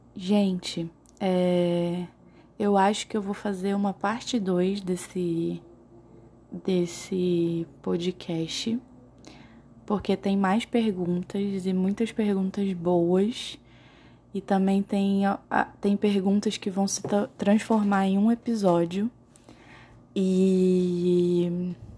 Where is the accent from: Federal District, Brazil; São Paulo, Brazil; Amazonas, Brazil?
Amazonas, Brazil; Manaus; moved away as an adult; now in Boa Vista, Brazil; eu sou de Manaus, eu nasci em Manaus, mas eu moro em Boa Vista, em Roraima, porque eu faço faculdade lá. Eu já moro há quatro anos em Roraima